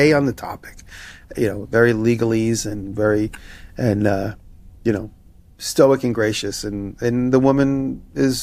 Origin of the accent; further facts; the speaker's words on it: New York, United States; as a New Yorker